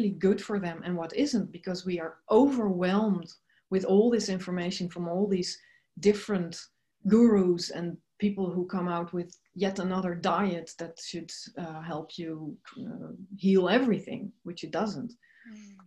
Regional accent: Netherlands; I'm originally from the Netherlands

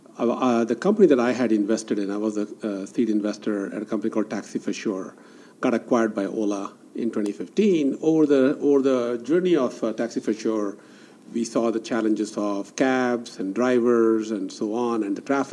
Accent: Bangalore, Karnataka, India; also born or lived in Silicon Valley, United States; now in Bangalore, India; Bangalore was my hometown. And I was, this is where I was born.

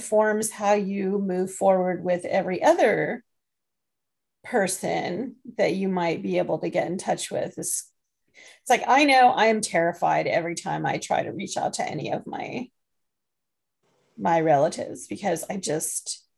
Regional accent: England, United Kingdom; I was born in England

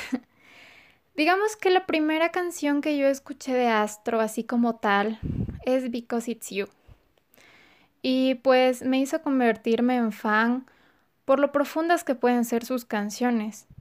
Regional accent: Ecuador; soy de Ecuador.

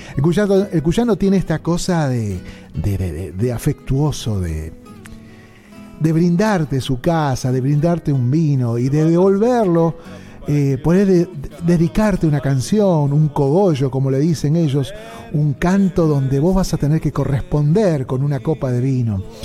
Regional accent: Paso del Rey, Buenos Aires Province, Argentina; Mi infancia la pasé en Paso del Rey

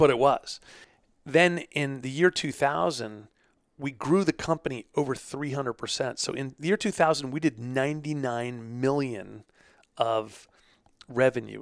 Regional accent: New York, United States; now in Pittsburgh, United States; I'm from New York, but I'm, I'm, we're settled here in Pittsburgh

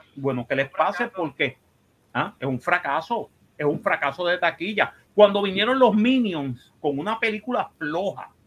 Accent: Puerto Rico; somos puertorriqueños

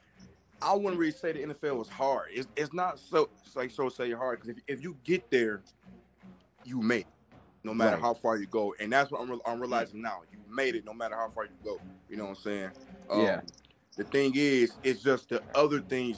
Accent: Flint, Michigan, United States; I'm a kid from Flint

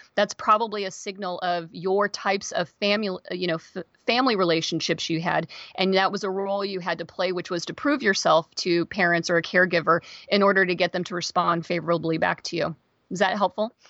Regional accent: Kansas, United States; moved away as an adult; also born or lived in Seattle area, Washington; now in Seattle, United States; I live outside the Seattle area and I'm originally from Kansas. I moved out here twenty-three, twenty-four years ago.

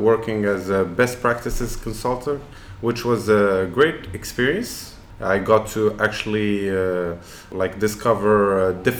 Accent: Casablanca, Casablanca-Settat, Morocco; also born or lived in Boston, United States; I grew up in Casablanca, 1st of May 1983

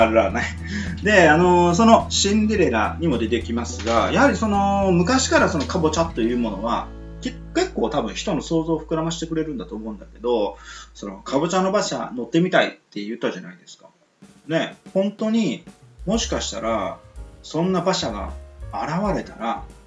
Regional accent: Miyazaki, Japan; 僕の、あのー、出身地はね、宮崎なんですが

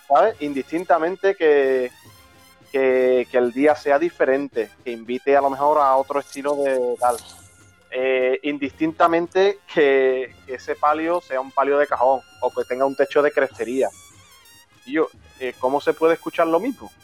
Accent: Chiclana de la Frontera, Andalusia, Spain; now in Seville, Spain; yo soy de Chiclana, actualmente vivo en Sevilla

